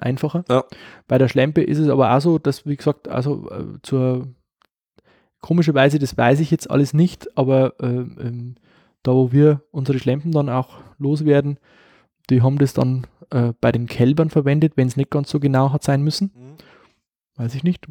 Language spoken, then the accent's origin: German; Upper Palatinate, Bavaria, Germany; bei uns in der Oberpfalz, sagt man, Schredel